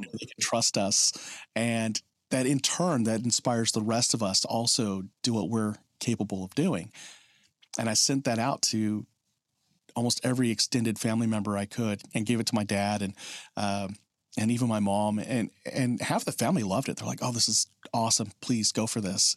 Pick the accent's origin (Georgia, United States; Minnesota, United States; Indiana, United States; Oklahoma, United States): Oklahoma, United States; I'm from Oklahoma